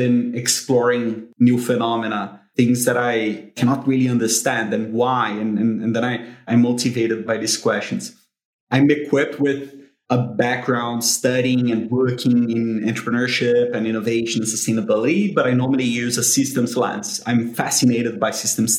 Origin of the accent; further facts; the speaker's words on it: Brazil; moved away as an adult; now in United Kingdom; because of the way that I was brought up, I'm from Brazil